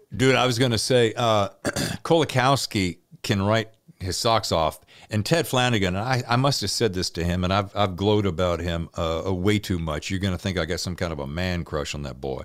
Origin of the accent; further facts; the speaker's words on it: the Dirty South, United States; now in California, United States; I'm from the Dirty South